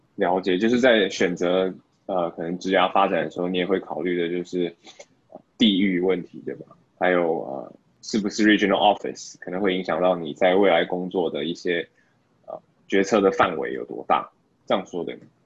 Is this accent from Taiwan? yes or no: yes; Taiwan; now in Singapore; 身为台湾人